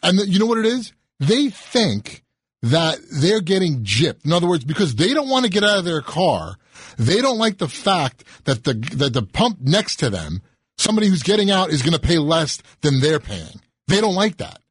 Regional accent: Rockland County, New York, United States; moved away as an adult; also born or lived in Brooklyn, New York; now in New Jersey, United States; I was born in Brooklyn, grew up in Rockland County. I moved to New Jersey about 20 years ago

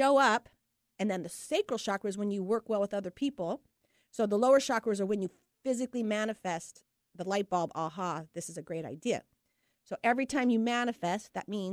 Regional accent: Sunnyside, Washington, United States; I was born on Sunnyside, Washington, at sunrise

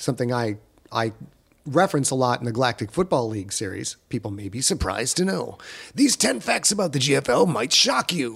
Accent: United States; an American dude

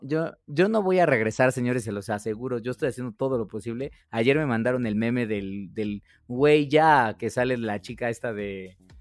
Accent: Mexico; nosotros como consumidores mexicanos

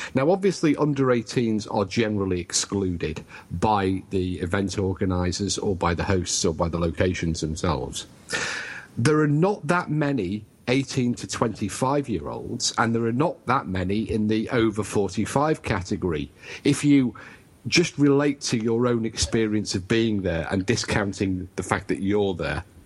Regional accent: United Kingdom

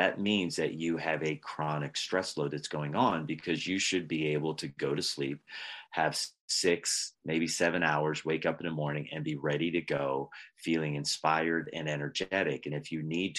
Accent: Pennsylvania, United States; I was raised in Pennsylvania. In Pennsylvania, we sometimes have dessert for breakfast

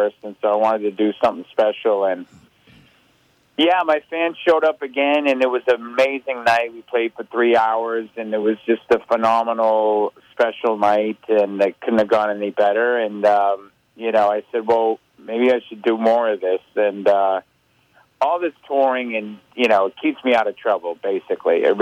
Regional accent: Boston, Massachusetts, United States; I'm from Boston

